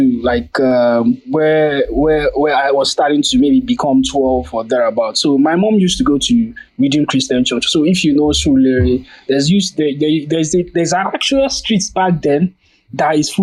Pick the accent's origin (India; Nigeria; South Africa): Nigeria